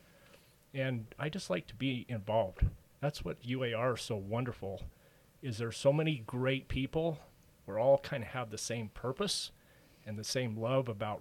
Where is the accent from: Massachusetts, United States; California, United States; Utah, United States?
Utah, United States; Ogden; also born or lived in Francis, Utah; I grew up in the Ogden Roy area